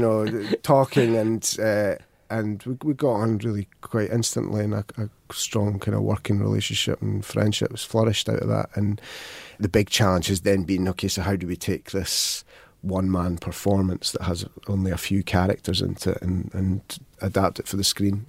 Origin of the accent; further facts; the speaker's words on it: Falkirk, Scotland, United Kingdom; I come from Falkirk